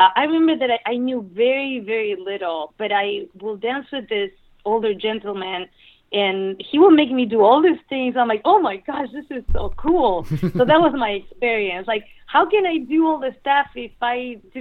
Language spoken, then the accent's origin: English; Misiones, Argentina; moved away as an adult; also born or lived in Rosario, Argentina / New York, United States; I was born in Rosario, but I actually grew up northern Argentina